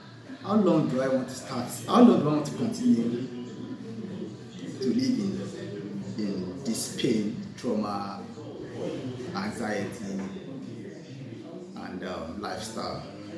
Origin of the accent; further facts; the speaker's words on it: Djibouti; I was born and brought up in Djibouti, and Muslim family.